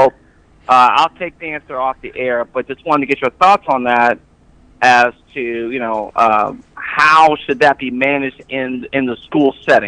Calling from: Fort Worth, Texas, United States

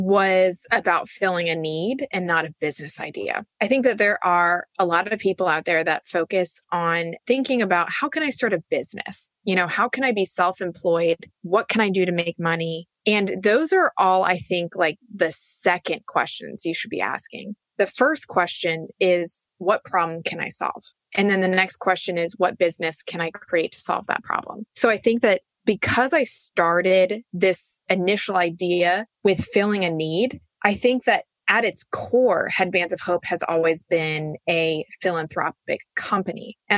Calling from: San Diego, California, United States; also born or lived in Raleigh, North Carolina; Well, I am in San Diego, California, in my Airstream trailer that my husband and I have been traveling in since we left Raleigh.

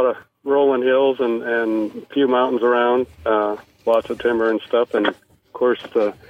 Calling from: Colstrip, Montana, United States; Yes, sir. We're actually in Colstrip, Montana. It's pretty much south and east of Billings.

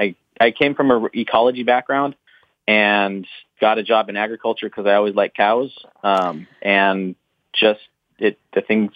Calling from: Big Timber, Montana, United States; I'm calling from central Montana, just outside of Big Timber.

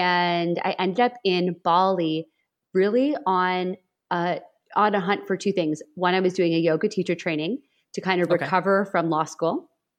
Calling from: London, Ontario, Canada; I am in London, Ontario, Canada, which is 2 hours southwest of Toronto, between Toronto and Detroit.

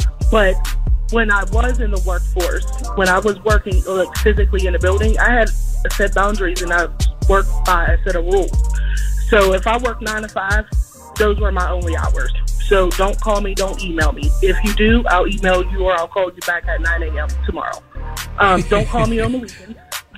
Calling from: Pittsburgh, Pennsylvania, United States

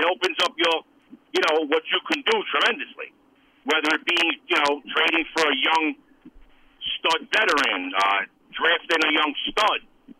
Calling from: Staten Island, New York, United States; from Staten Island.

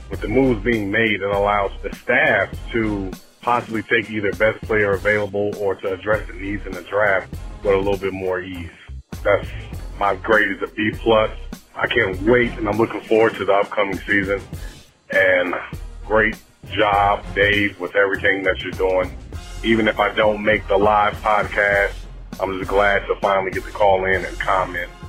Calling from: Philadelphia, Pennsylvania, United States; I'm coming from Philadelphia, Pennsylvania.

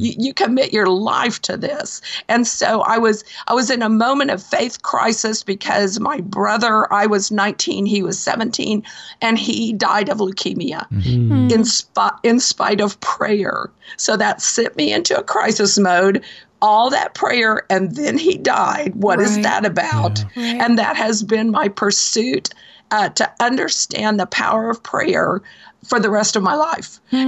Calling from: Marion, Kentucky, United States; I'm calling you from Marion, Kentucky.

